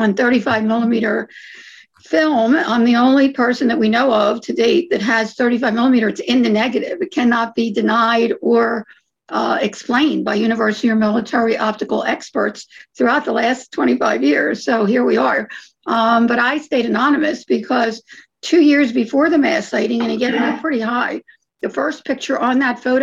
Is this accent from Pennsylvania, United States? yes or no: yes; Philadelphia, Pennsylvania, United States; now in Phoenix, United States; We're from Philadelphia.